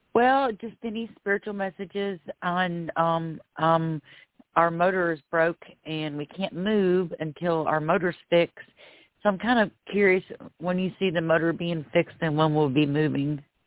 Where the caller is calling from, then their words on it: Florida, United States; I'm calling from Florida